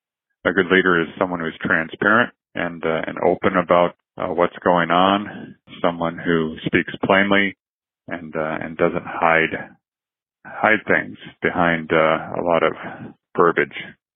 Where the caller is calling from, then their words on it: Des Moines, Iowa, United States; I'm calling from the American Friends Service Committee in Des Moines, Iowa